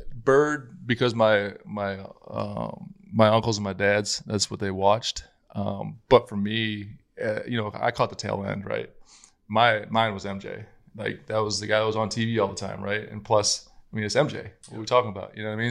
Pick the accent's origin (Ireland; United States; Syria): United States; South Dakota; growing up in South Dakota where I was